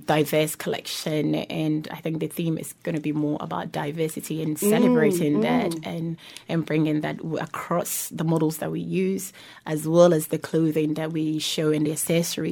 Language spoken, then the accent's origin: English; New Zealand; growing up in New Zealand